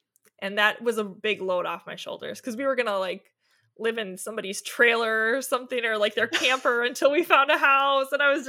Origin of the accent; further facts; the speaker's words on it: Milwaukee, Wisconsin, United States; moved away as an adult; now in Chesaning, United States; Well, I grew up in the Milwaukee area, and I went to Martin Luther College for college and met my husband out there.